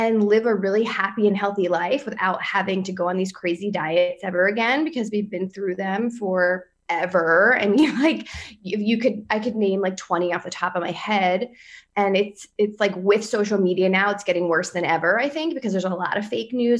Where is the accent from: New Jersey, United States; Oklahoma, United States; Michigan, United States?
New Jersey, United States; near the Philadelphia area; now in Roslyn, New York, United States; I'm in Roslyn, New York, and Long Island, but I'm not from here, for the record. I'm from New Jersey also, but near the Philadelphia area.